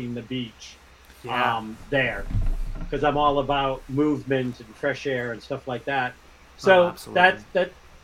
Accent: Kittery, Maine, United States; now in Nashua, United States; I grew up in Kittery

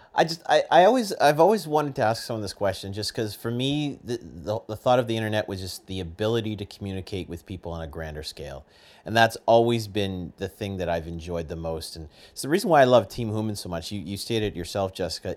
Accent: Canada; I'm Canadian

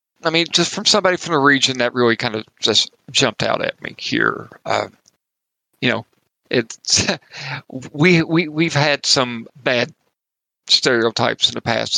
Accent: Eastern Kentucky, United States; accent: Appalachian; I am from Eastern Kentucky. I'm not as east

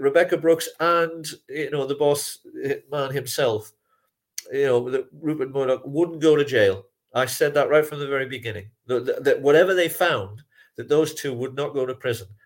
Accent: England, United Kingdom; as an Englishman

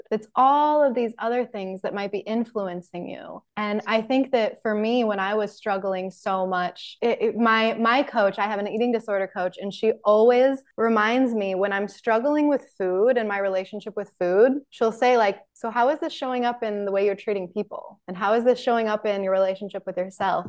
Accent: Salt Lake City, Utah, United States; living in Salt Lake City. You're in my hometown.

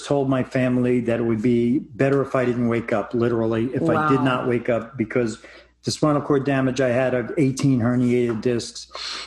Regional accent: New York, United States; moved away; moving out of my my home state of New York

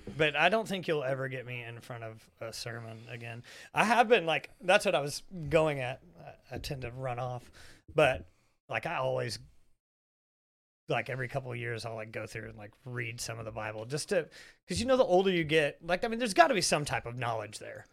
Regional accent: the South, United States; I think we all grew up, I mean, we're from the South.

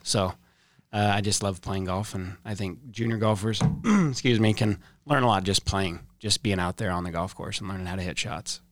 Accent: Boise, Idaho, United States; born and raised kinda South Boise area

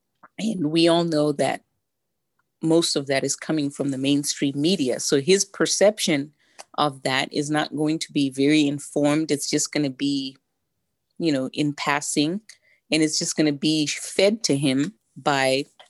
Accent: Zimbabwe; Even though I was very young growing up in Zimbabwe at the time, I obviously didn't see it as critical race theory or as Marxism at the time.

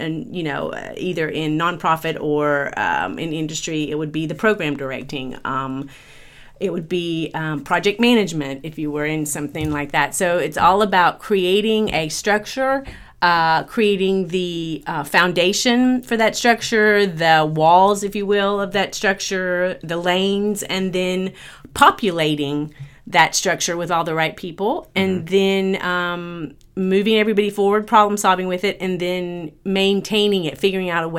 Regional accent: Georgia, United States; moved away as an adult; now in California, United States; I am from Georgia originally, and I got an English degree.

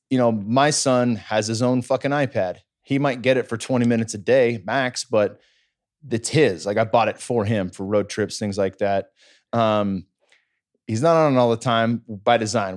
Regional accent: Cupertino, California, United States; growing up in the Bay Area

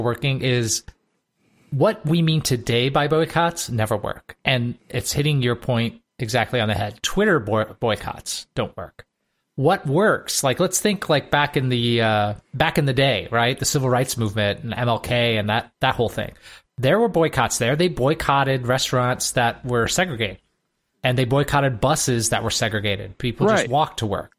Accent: Michigan, United States; moved away; where I grew up in Michigan

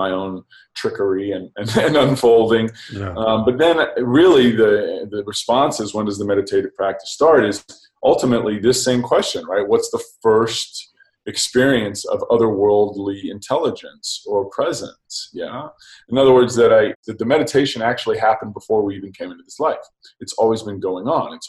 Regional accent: Oxford, South East England, United Kingdom; I'm from England. I'm from Oxford.

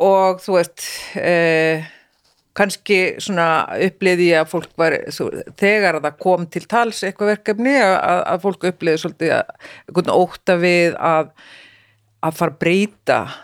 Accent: Iceland; moved away as an adult; also born or lived in Norway; ég er nýflutt heim frá Noregi, búin að vera 12 ári í Noregi

